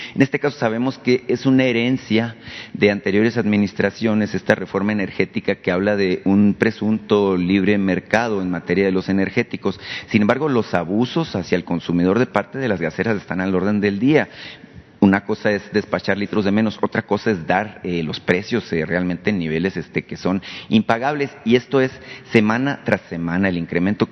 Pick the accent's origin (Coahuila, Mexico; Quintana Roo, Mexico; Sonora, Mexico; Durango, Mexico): Sonora, Mexico; yo vengo de Sonora